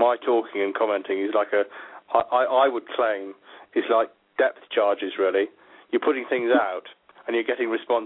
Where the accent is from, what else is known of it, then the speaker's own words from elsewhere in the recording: Yorkshire Dales, Yorkshire and the Humber, United Kingdom; moved away as an adult; also born or lived in Birmingham; I grew up in the Yorkshire Dales until I was 17